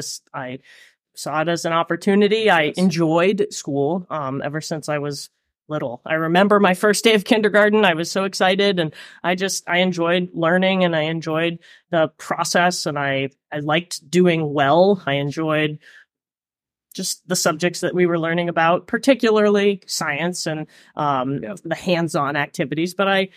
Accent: New Gloucester, Maine, United States; my parents are not from Maine, so I'm not sure if I'm a true Mainer or not, depending on your definition.

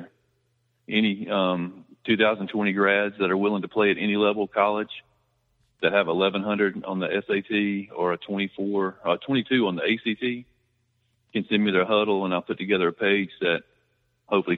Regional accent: Rome, Georgia, United States; moved away as an adult; also born or lived in Buford, Georgia; I moved back to Rome. I grew up in the Rome area, and I moved to Buford, Flowery Branch area

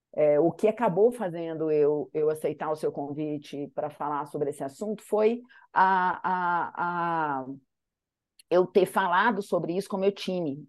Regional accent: Manhuaçu, Minas Gerais, Brazil; Nasci lá em Manhuaçu, no meio do vale

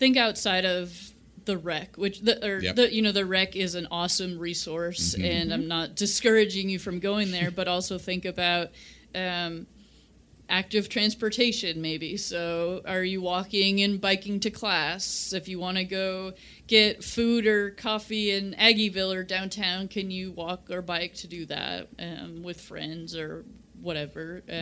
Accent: Chicago, Illinois, United States; now in Kansas, United States; I grew up in Chicago

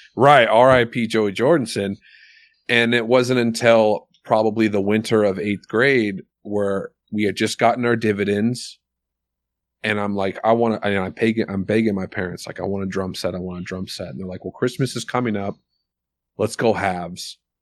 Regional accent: Soldotna, Alaska, United States; also born or lived in Milwaukee, Wisconsin, United States; now in Eagle River, United States; I went to elementary school in Milwaukee till second grade, and then second grade moved back to Soldotna

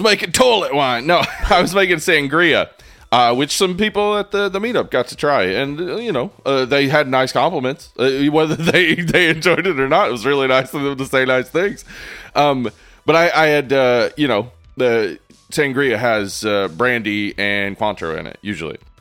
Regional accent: East Tennessee, United States; growing up in East Tennessee

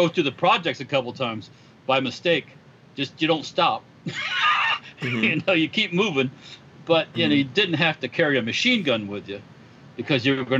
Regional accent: Florida, United States; I grew up in Florida for the most part

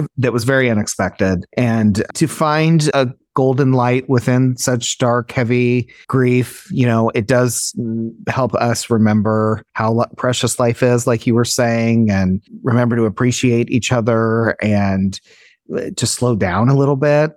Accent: Illinois, United States; moved away; Amber and I grew up together in Illinois

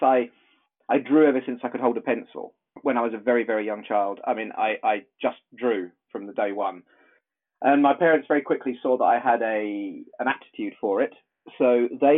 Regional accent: South East England, United Kingdom; also born or lived in Horley, England; I'm from the UK. I'm from south of England.

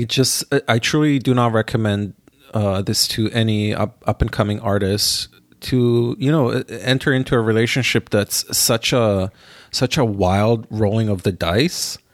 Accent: Israel; now in New York, United States; growing up in my hometown in Israel

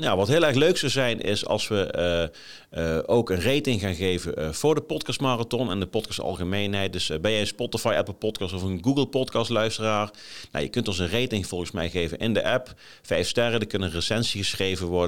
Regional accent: Groesbeek, Gelderland, Netherlands; moved away as an adult; also born or lived in Nijmegen / Milsbeek; now in Haarlem, Netherlands; ik ben geboren in Nijmegen, ik ben opgegroeid in Groesbeek. Daarna nog tien jaar in Milsbeek gewoond.

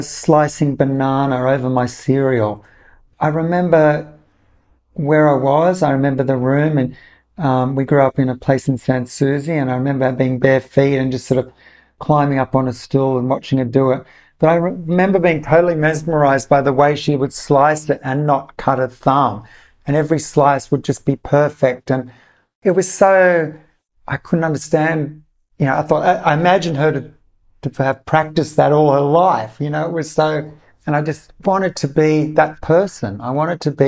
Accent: Australia; also born or lived in Italy / Sydney; growing up in Australia and having and working in restaurants in the 80s in Sydney

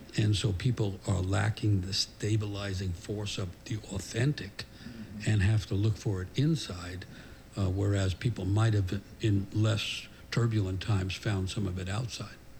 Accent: New York City, New York, United States; I grew up in New York City in the 50s and 60s

